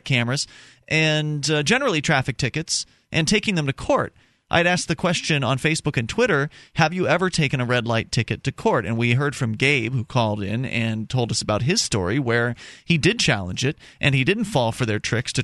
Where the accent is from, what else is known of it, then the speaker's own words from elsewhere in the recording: Southwest Florida, United States; now in New Hampshire, United States; I come from Southwest Florida